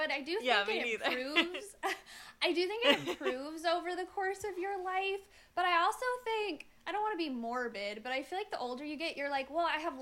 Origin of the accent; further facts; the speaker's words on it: Iowa, United States; I grew up in Iowa. I grew up my whole childhood in the same town